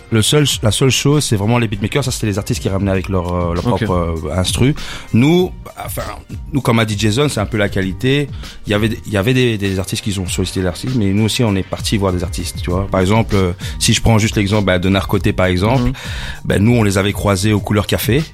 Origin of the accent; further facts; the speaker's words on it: Brussels, Brussels-Capital Region, Belgium; on est des Bruxellois